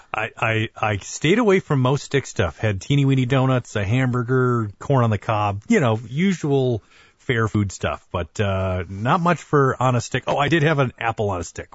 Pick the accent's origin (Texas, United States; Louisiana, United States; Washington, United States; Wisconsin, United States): Wisconsin, United States; Sheboygan; now in Wisconsin Rapids, United States; in Sheboygan, Wisconsin, uh, my hometown area or where I was grew up